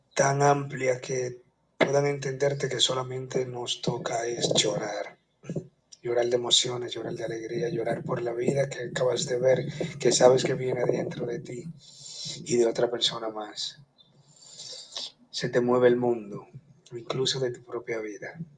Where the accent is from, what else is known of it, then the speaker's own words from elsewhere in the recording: Santo Domingo, Distrito Nacional, Dominican Republic; now in La Romana, Dominican Republic; Soy de Santo Domingo y actualmente estoy viviendo en la Romana